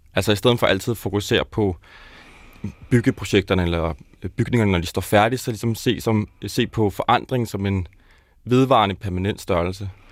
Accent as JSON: {"language": "Danish", "region": "South Zealand", "country": "Denmark", "tie": "born or raised there", "said": "Jeg er vokset op nede på Sydsjælland"}